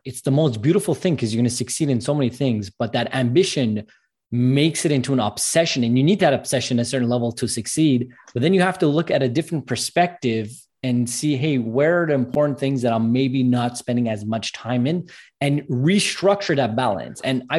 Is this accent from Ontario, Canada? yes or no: no; Montreal, Quebec, Canada; I'm from Montreal, Canada, and it's very bipolar weather, I call it.